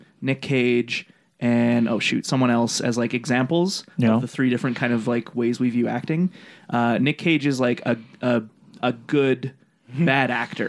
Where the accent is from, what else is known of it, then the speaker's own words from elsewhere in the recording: Buenos Aires, Argentina; I'm from Buenos Aires, and I say kill them all.